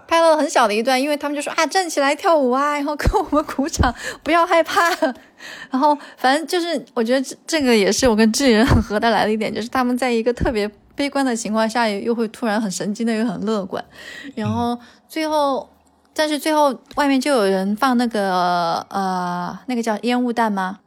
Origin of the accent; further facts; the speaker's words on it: China; moved away as an adult; also born or lived in Santiago, Chile; 我们这里多了一个中国人